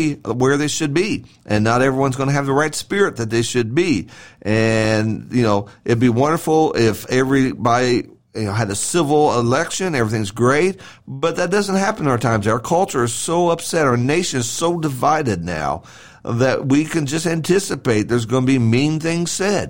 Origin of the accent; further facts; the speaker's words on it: United States; I'm an American